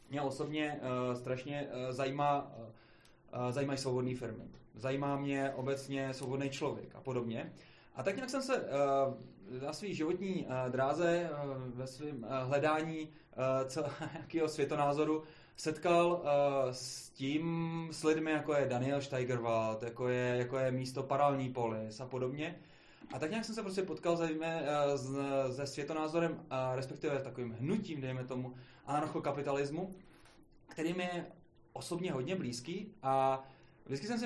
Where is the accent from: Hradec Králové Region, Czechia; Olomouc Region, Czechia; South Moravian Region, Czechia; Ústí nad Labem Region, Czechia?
Hradec Králové Region, Czechia; Hradec Králové; jsem z Hradce Králový